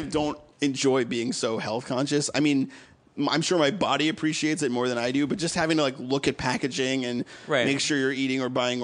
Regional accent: Massachusetts, United States; moved away as an adult; also born or lived in Connecticut; now in Los Angeles, United States; I grew up in Massachusetts

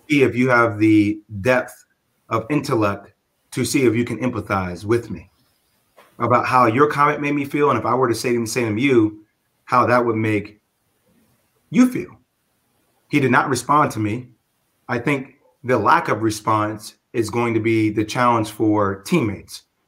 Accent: Plainfield, New Jersey, United States; growing up in Plainfield in the tri state

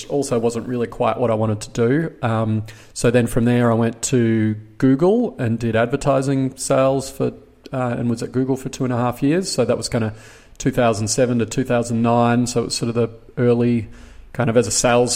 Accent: Brisbane, Queensland, Australia; I grew up in Brisbane, studied commerce and law at University of Queensland

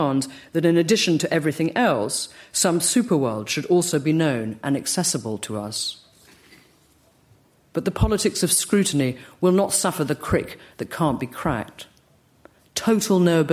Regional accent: United Kingdom; accent: British; my British accent

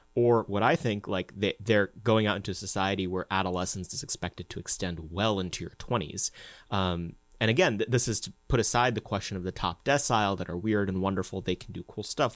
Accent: United States; growing up as an Indian American in the United States

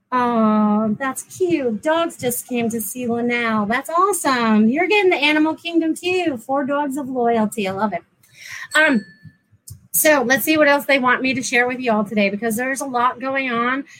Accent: New England, United States; now in Florida, United States; I'm from New England originally

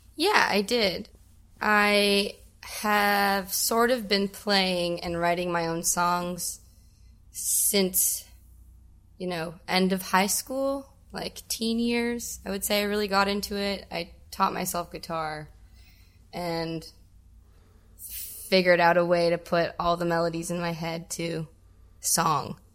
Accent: Welland, Ontario, Canada; also born or lived in Ridgeville, Ontario; I grew up in Welland.

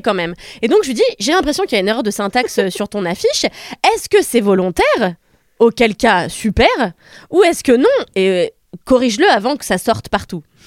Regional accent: France; nous en France

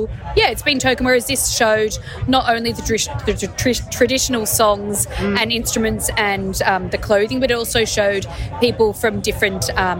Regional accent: Sydney, New South Wales, Australia; I'm from Sydney, from Bondi.

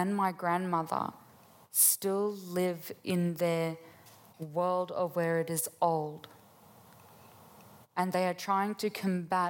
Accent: Gunungurra country, New South Wales, Australia; I was born and raised on Gunungurra country.

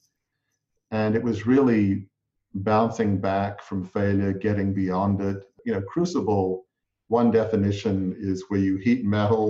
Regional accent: Australia; I grew up in Australia in a large family media business

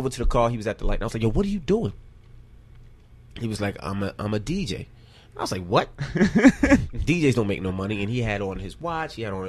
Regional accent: New York City, New York, United States; I'm from Queens Village, Murdoch and Springfield

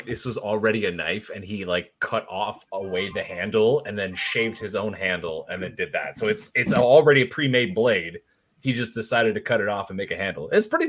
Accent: Canada; that's part of being Canadian.

